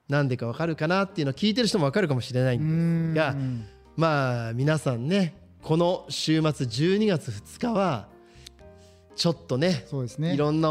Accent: Shimizu, Shizuoka, Japan; 僕もこの清水に生まれ育って

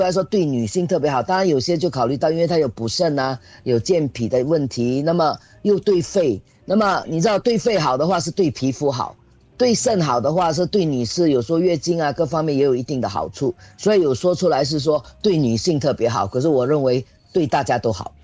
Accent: Singapore; 这个特别适合我们新加坡人的体质啊

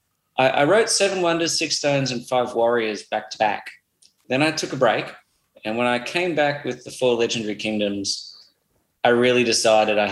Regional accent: Australia; I'm still Australian.

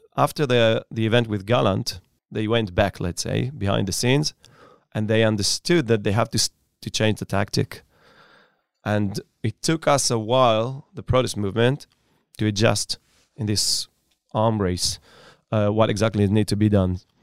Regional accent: Upper Galilee, near Safed, Northern District, Israel; Born and raised in Upper Galilei, Ospina, uh, next to the city of Tzfat.

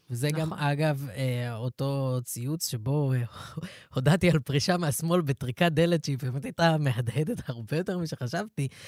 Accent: Ra'anana, Central District, Israel; אני אגיד לך את זה, אני גדלתי ברעננה.

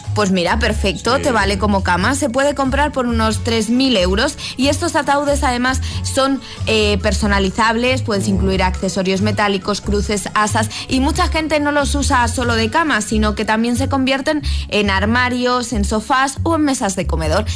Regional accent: Madrid, Community of Madrid, Spain; de Madrid y, bueno, precisamente porque soy de Madrid

